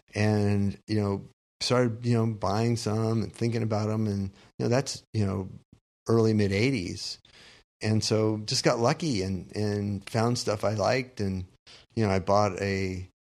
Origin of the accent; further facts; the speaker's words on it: Southern California, United States; growing up in Southern California